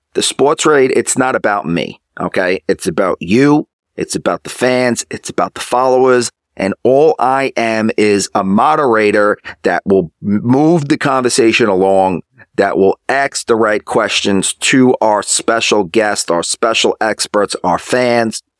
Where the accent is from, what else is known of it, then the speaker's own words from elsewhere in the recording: New York, United States; I'm from New York